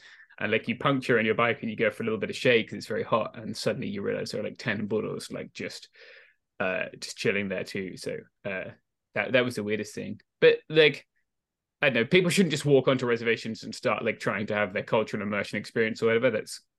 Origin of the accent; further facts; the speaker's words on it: Texas, United States; I actually am. I'm from Texas.